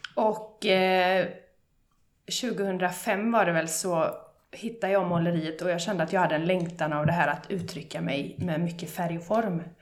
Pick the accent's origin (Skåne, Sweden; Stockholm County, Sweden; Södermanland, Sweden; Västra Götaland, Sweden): Västra Götaland, Sweden; Bollebygd; jag är från Bollebygd